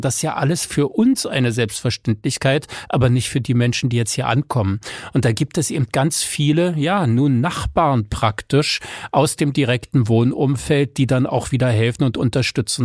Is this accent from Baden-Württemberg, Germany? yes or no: no; Berlin, Germany; wir eben auch in einer eingemauerten, aber trotzdem ja freien Stadt, was Rechte anbelangte, leben konnten